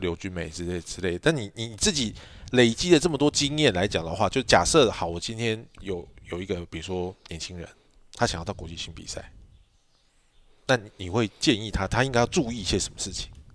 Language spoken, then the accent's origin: Chinese; Taiwan; 但是你知道我们台湾人就是